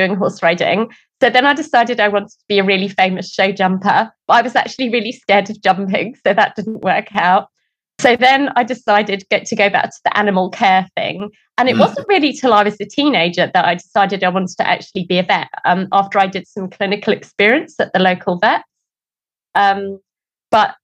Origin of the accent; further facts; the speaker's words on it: England, United Kingdom; moved away as an adult; also born or lived in Adelaide, Australia; now in New Zealand; although I was brought up in England, all of my family are not from England.